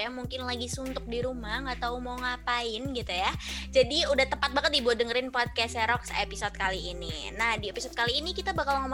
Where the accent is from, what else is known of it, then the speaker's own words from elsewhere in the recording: Malang, East Java, Indonesia; now in Surabaya, Indonesia; aku langsung pesan tiket kereta gitu ya dari Surabaya ke Malang ke kota aku, karena panik juga gitu ya, sebagai anak rantau yang nggak rantau-rantau banget, karena Malang tuh deket tapi tapi tetap aja rantau gitu ya